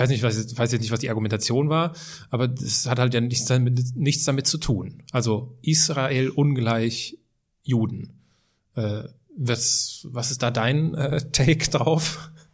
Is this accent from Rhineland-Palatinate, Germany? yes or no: yes; Altenkirchen, Rhineland-Palatinate, Germany; Bei uns äh, in der Heimatstadt steht so ein Mahnmal